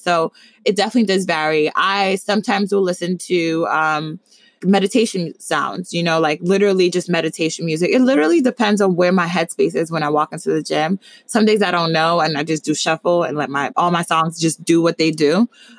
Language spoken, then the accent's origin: English; Nigeria; And then other times I'm Nigerian. So Afrobeats is always something that gets me up and going.